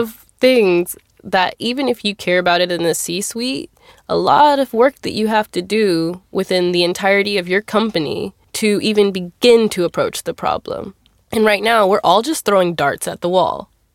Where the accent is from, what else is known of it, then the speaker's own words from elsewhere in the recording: Texas, United States; I'm here from Texas.